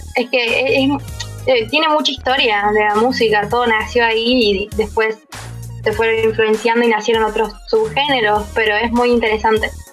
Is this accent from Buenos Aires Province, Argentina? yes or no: no; Río Cuarto, Córdoba, Argentina; soy de Río Cuarto, Córdoba